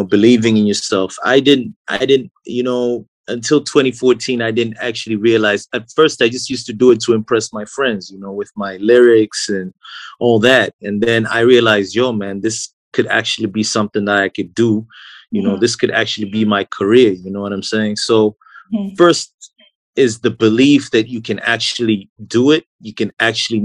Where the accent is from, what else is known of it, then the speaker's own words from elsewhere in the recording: Blantyre, Southern Region, Malawi; I was born and raised in Blantyre